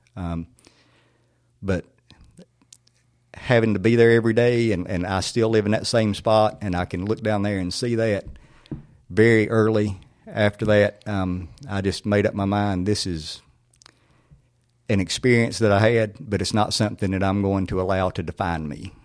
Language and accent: English; Siloam, North Carolina, United States; my childhood there, there was such a sense of community